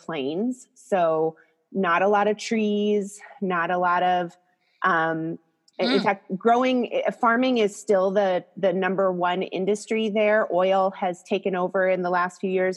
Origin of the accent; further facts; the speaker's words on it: Crosby, North Dakota, United States; now in California, United States; I grew up, like I said, in Crosby, North Dakota, which is in the very northwest corner.